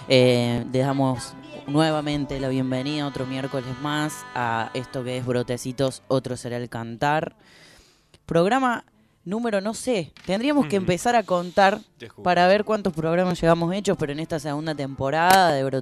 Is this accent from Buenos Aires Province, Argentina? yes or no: no; Córdoba, Argentina; eh, soy artista travesti cordobés, trabajador del Estado, ahora también de la radio pública.